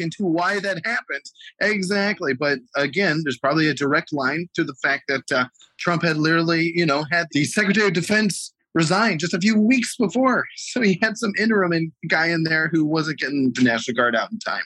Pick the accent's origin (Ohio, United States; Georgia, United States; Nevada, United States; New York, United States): Ohio, United States; my home state, Ohio